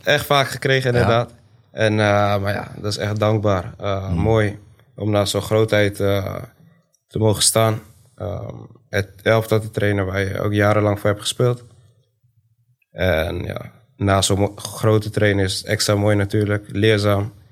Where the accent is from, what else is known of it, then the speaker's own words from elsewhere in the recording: Zwolle, Overijssel, Netherlands; Woonachtig in Zwolle, opgegroeid in Zwolle, geboren in Zwolle